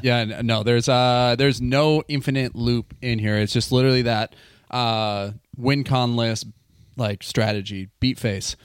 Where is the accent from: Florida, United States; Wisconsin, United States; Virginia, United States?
Wisconsin, United States; now in Seattle, United States; I'm living in Seattle. I am from Wisconsin